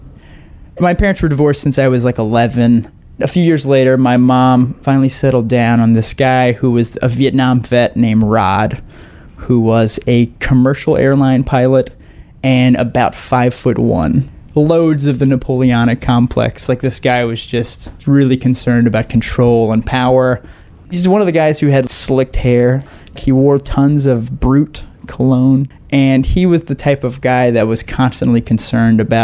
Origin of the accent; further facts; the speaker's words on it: southern Louisiana, United States; I am from southern Louisiana, which is very rural, and I'm Cajun French. My family is super Cajun